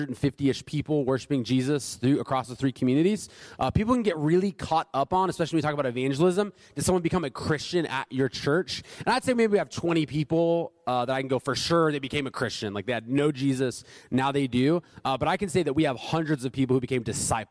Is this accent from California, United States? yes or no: yes; San Diego, California, United States; moved away as an adult; San Diego, my hometown